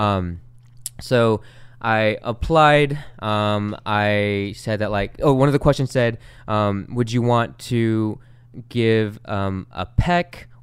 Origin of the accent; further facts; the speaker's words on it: Long Beach, California, United States; the neighborhood that I grew up in is in Long Beach, and it's called Wrigley.